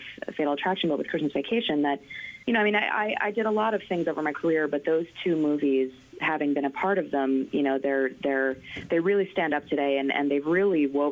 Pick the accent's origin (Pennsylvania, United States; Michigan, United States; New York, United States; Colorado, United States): New York, United States; I grew up in New York